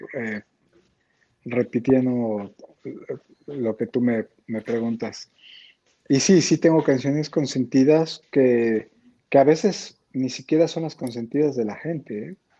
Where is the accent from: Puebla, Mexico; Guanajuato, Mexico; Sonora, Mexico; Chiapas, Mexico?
Chiapas, Mexico; San Cristóbal de las Casas; moved away; also born or lived in Tijuana; yo crecí en San Cristóbal